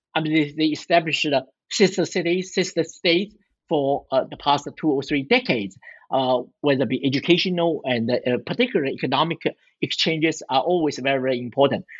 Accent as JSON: {"language": "English", "region": "Shanghai", "country": "China", "said": "I'm from Shanghai"}